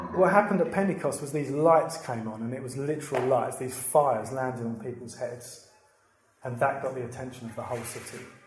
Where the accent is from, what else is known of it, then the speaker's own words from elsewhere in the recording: Brentwood, East of England, United Kingdom; I grew up in Brentwood